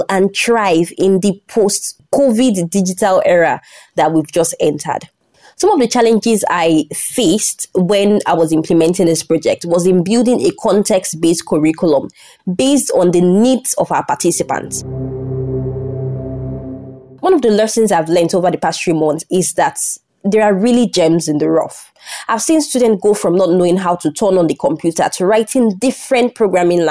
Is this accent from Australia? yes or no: no; Nigeria; I'm from Nigeria